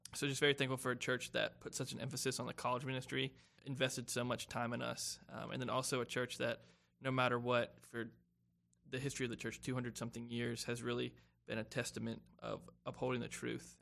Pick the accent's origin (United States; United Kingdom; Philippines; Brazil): United States; Spartanburg, South Carolina; I'm from Spartanburg, South Carolina